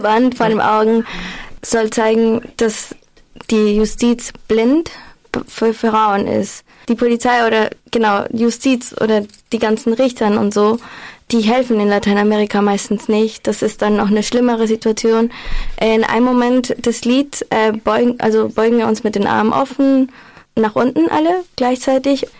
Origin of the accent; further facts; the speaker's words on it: Lima, Peru; now in Freiburg, Germany; ich komme aus Lima